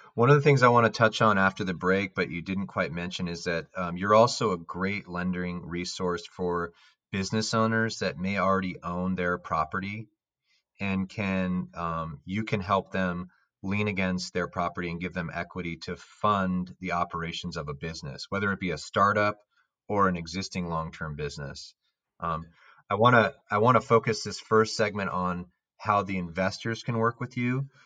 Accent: Palo Alto, California, United States; I grew up in Palo Alto

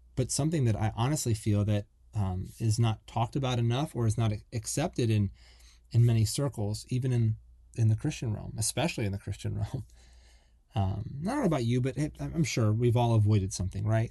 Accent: Buffalo, New York, United States; moved away as an adult; also born or lived in Florida; I grew up in the Northeast and, um, I'm from, like, the Buffalo, Niagara Falls area.

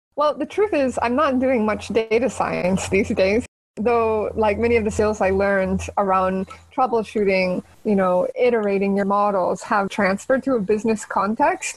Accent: San Jose, California, United States; moved away as an adult; now in Barcelona, Spain; I grew up in San Jose, California, in okay. the heart of Silicon Valley

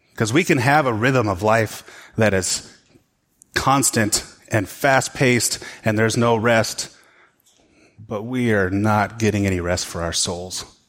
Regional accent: United States

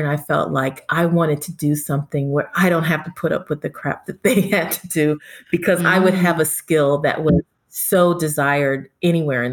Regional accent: Hurst, Texas, United States; also born or lived in Kingston, Jamaica; now in Los Angeles, United States; I am from Texas, Hearst, Texas

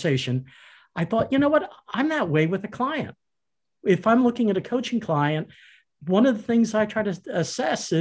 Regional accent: Philadelphia, Pennsylvania, United States; when I was growing up in Philadelphia

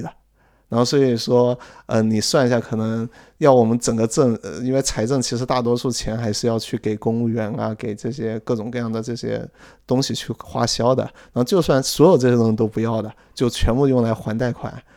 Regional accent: central China, China; moved away; 就刚刚讲的是个很穷的一个省里面一个很穷的市，但是更加精确一点是这个很穷的市里面一个比较偏的一个镇，也就是说我们还不是那个市的市中心出生的呢，我们是那个市，那个市里面的小镇上出生的人

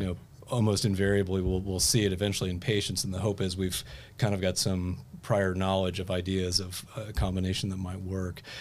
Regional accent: Fairfield, Ohio, United States; now in Indianapolis, United States; I grew up in Fairfield, Ohio

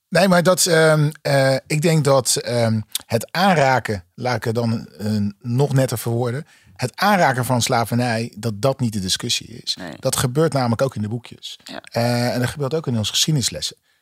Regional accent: Hoek van Holland, South Holland, Netherlands; ik ben opgegroeid in Hoek van Holland

